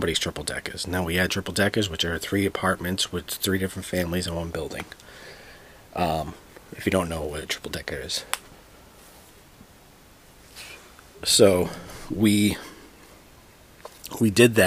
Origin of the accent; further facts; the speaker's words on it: Boston, Massachusetts, United States; I am from Dorchester, Massachusetts